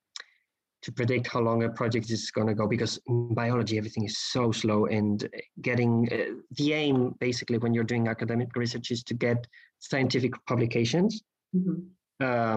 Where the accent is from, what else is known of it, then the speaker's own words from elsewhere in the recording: Spain; moved away as an adult; now in Barcelona, Spain; I moved to Barcelona to try out Spain as my home country as to work